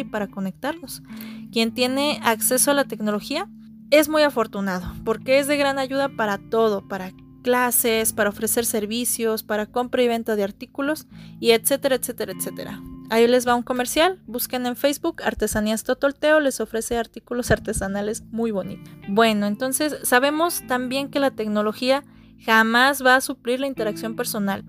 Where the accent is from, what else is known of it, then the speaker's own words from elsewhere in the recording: San Luis Potosí, Mexico; soy originaria de San Luis Potosí